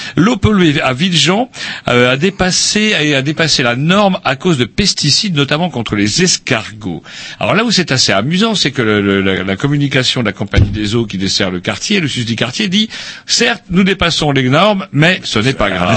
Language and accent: French; Plérin, Brittany, France; Plérin, c'est mon bled.